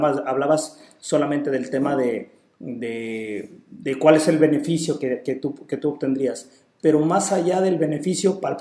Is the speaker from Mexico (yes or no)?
yes; Puebla, Mexico; now in Puerto Vallarta, Mexico; yo soy de Puebla, no soy de aquí de Vallarta, sin embargo, el tema del calor pues no me, no me conflictúa tanto, ya me acostumbré y me gusta.